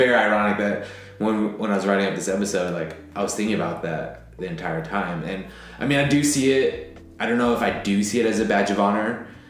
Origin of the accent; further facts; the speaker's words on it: San Francisco, California, United States; I was born and raised in San Francisco.